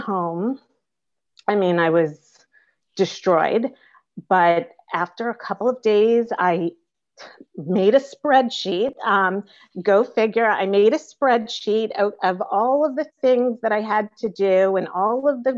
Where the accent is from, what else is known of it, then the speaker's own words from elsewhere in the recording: New York, United States; I'm from New York